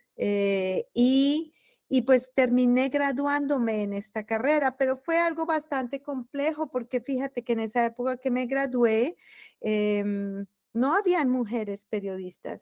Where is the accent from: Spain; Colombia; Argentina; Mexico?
Colombia; Bogotá; moved away as an adult; also born or lived in Europe; now in Terre Haute, United States; yo soy muy orgullosa de ser bogotana